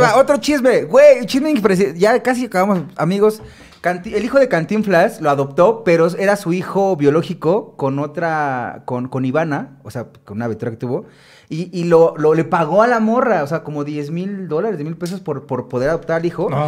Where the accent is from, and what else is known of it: Mexico